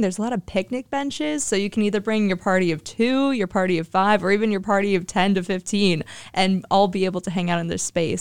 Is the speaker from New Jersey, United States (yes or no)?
no; Hilliard, Ohio, United States; I'm from Hilliard, Ohio